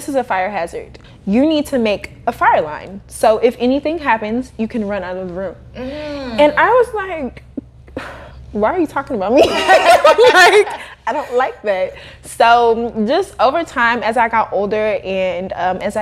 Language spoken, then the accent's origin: English; Kansas City, United States; moved away; I'm from Kansas City. So when I lived in Kansas City